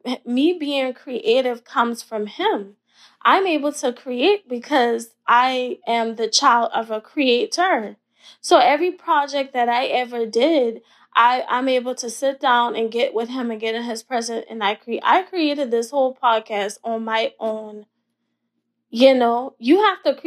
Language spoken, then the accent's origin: English; Ravenel, South Carolina, United States; also born or lived in Hollywood, South Carolina; I'm a little Southern girl from the country. My hometown is Ravenel in Hollywood.